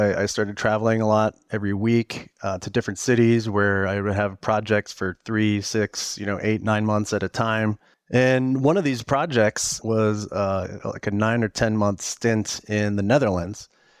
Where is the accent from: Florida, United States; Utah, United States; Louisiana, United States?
Florida, United States; Jacksonville; moved away as an adult; also born or lived in Minneapolis, United States / Dallas, United States; I'm originally from the Minneapolis area, and my family moved to Jacksonville, Florida when I was about 7, where I lived there till I was about 18.